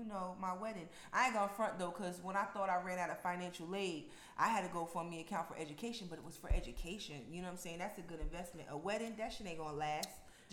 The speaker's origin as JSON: {"language": "English", "town": "Albany", "region": "New York", "country": "United States", "tie": "born or raised there", "moved": "yes", "lives_now": "Eastern North Carolina, United States", "said": "And that's in Albany, New York. Like, I'm disgusted with my hometown right now."}